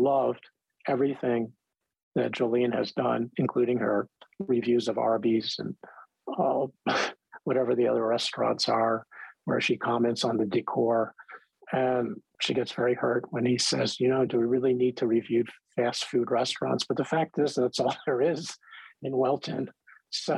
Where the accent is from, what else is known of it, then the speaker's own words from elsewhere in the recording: Philadelphia, Pennsylvania, United States; now in Colorado, United States; I grew up in Philadelphia or out here in Colorado